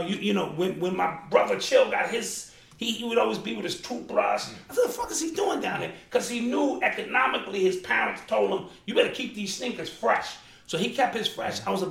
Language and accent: English; New York, United States; I was from New York.